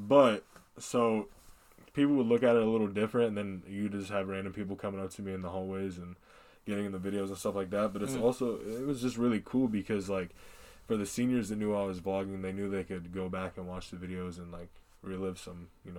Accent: Des Moines, Iowa, United States; I grew up here in Des Moines, Iowa.

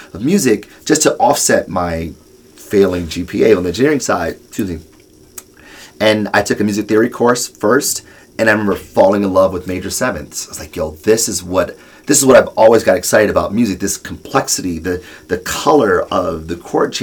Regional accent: Detroit, Michigan, United States; I'm born and raised in Detroit, product from the city

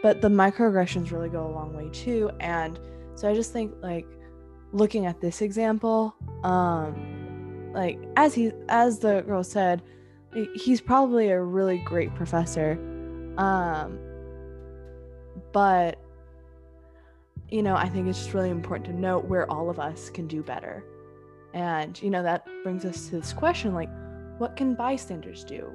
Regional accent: Houston, Texas, United States; now in Dallas, United States; I'm originally from Houston as well.

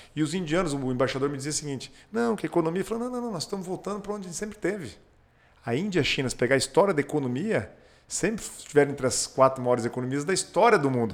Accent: Pato Branco, Paraná, Brazil; also born or lived in Maringá / Joinville; Eu sou nascido em Maringá, criado em Pato Branco

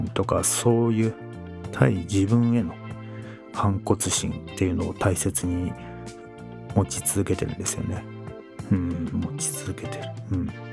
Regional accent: Edokko, Tokyo, Japan; 父から、えー、お前は江戸っ子だからと。江戸っ子らしく振る舞えと。そう育てられてきたんですが

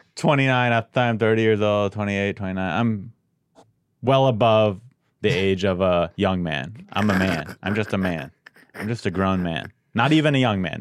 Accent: San Diego, California, United States; I grew up in San Diego

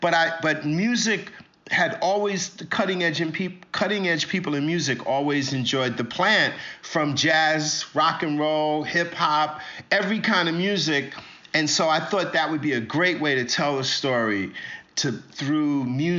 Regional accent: New York City, New York, United States; growing up in Brooklyn.

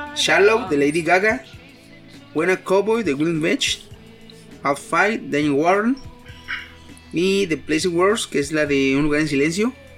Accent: Mexico; como paisa

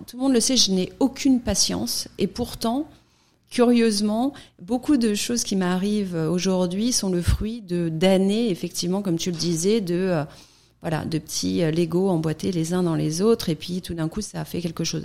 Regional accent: France; now in United States; en tant que Française vivant en France

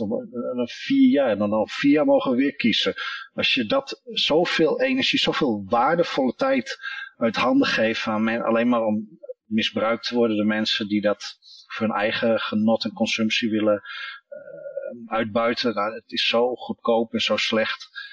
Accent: Netherlands; als Nederlander

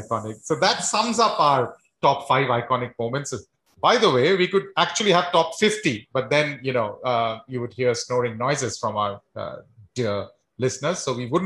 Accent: India; I'm from India.

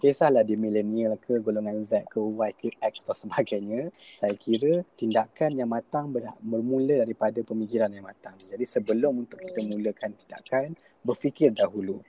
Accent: Malaysia; kita sebagai rakyat Malaysia

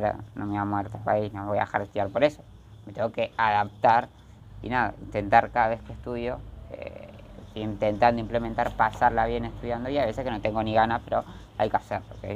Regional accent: Argentina; soy de Argentina.

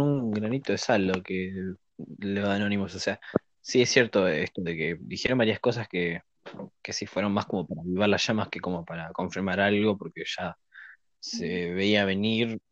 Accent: Argentina; como ciudadano argentino

